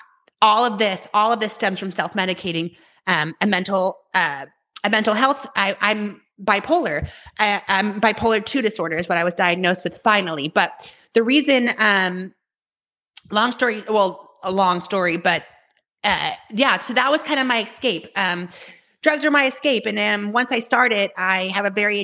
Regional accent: Tulsa, Oklahoma, United States; I grew up in Tulsa, Oklahoma

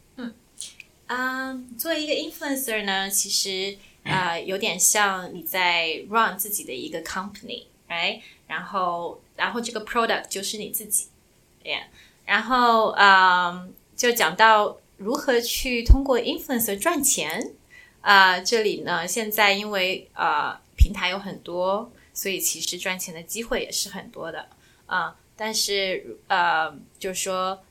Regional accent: Shanghai, China; moved away as an adult; also born or lived in Yancheng, Jiangsu / Boston; now in New York, United States; 我在江苏延城出生，然后在上海长大，啊，二零一三年的时候呢，来，啊，美国的波士顿读书，读研究生，然后毕业以后在纽约工作，啊，一直到现在

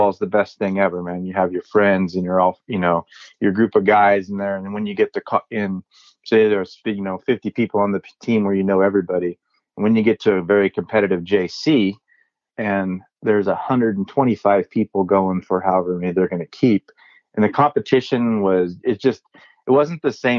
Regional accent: Loomis, California, United States; also born or lived in Sacramento, California / Reno, Nevada; I was born actually in Sacramento, California. Basically spent my entire life in Northern California

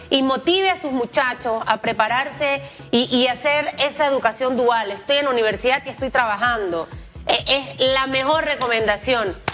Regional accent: Panama; como panameños en realidad debemos sentirnos orgullosos.

